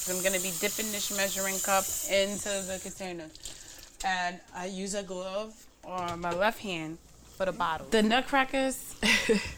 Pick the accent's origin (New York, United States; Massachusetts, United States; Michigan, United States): New York, United States; New York City; I grew up in Bushwick too, not just Crown Heights and Bed-Stuy